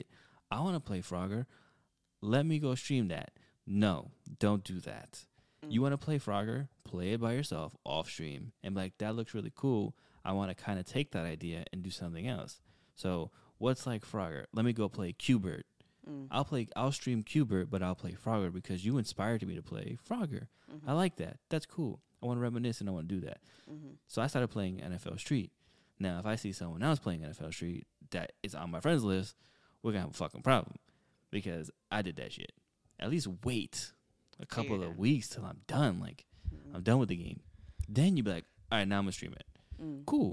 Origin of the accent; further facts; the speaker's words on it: New York City, New York, United States; We're from the Bronx. Like, this is the way we've been talking since we were fucking kids